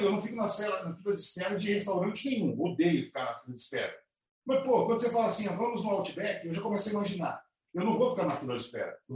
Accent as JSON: {"language": "Portuguese", "town": "Campinas", "region": "São Paulo", "country": "Brazil", "said": "nós somos de Campinas"}